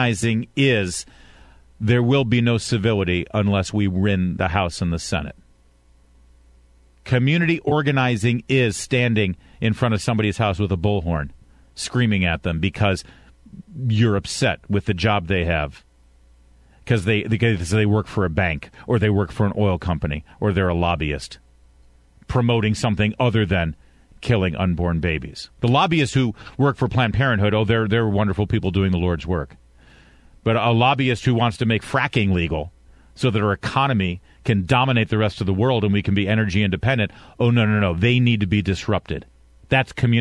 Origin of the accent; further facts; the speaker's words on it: Michigan, United States; I was born in Michigan